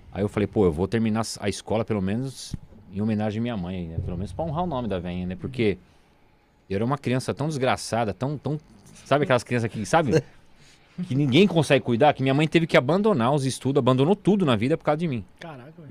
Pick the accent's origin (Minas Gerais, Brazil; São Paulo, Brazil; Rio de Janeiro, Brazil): São Paulo, Brazil; Sim, nasci em São Paulo. Moro desde que eu nasci na freguesia do O, no mesmo bairro, na mesma rua, não, nunca saí